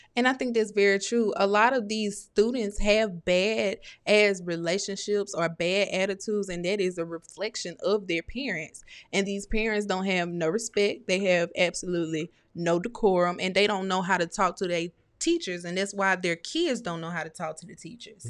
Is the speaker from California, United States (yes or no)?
no; Starkville, Mississippi, United States; I'm from Snarkville